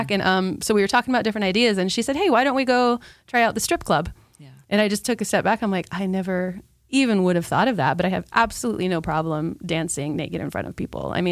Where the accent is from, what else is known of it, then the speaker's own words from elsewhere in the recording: Utah, United States; also born or lived in Spain / Iceland; No, I'm not from here. I was a Navy brat, so I was born in Spain and we lived in Spain and then Iceland and then ended up in Utah and I grew up